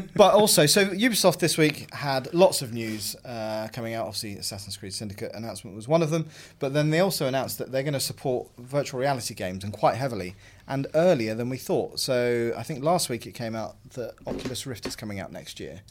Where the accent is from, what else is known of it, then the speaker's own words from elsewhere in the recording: London, United Kingdom; my hometown even, of London